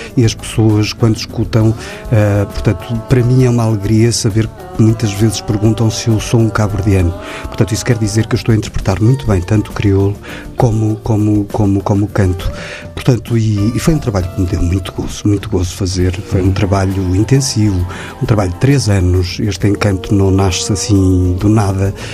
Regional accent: Guimarães, Norte, Portugal; eu sou português, uh, sou de Guimarães

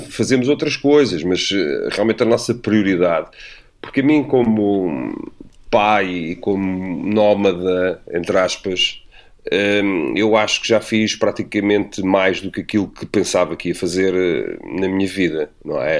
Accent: Amadora, Lisbon, Portugal; venho da Brandoia, como cresci lá

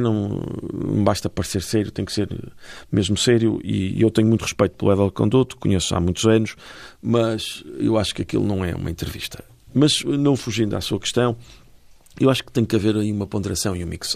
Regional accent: Porto, Norte, Portugal; also born or lived in Lisbon; eu sou portuense e vivia na cidade do Porto, agora vivo entre Porto e Lisboa

